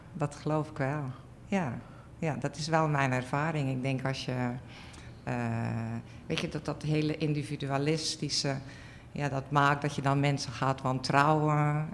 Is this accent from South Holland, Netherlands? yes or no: no; Zeelandic Flanders, Netherlands; ik ben opgegroeid in Zeeuws-Vlaanderen op een boerderij.